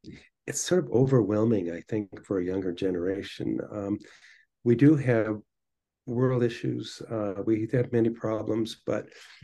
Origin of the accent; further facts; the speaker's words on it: New York, United States; They would actually catch fire not far from where I grew up in the Hudson Valley.